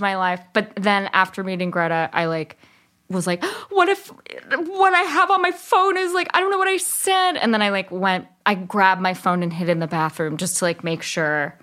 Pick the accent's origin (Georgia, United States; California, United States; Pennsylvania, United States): California, United States; Berkeley; also born or lived in Bay Area; I grew up in Berkeley, and then my parents moved